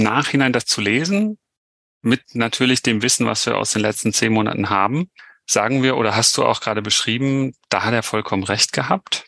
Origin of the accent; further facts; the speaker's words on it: Germany; den wir haben in Deutschland